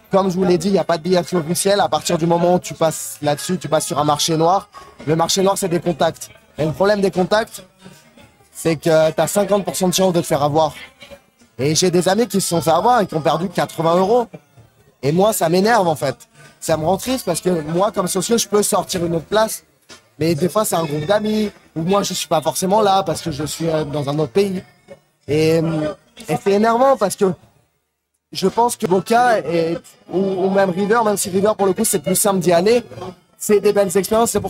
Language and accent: French; France; c'est qu'en tant que Français, c'est assez facile de se faire passer pour un Argentin.